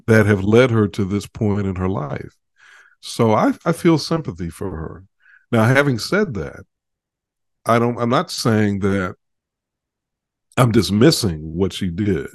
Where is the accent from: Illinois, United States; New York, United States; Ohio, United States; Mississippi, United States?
Illinois, United States; Chicago; I grew up in Chicago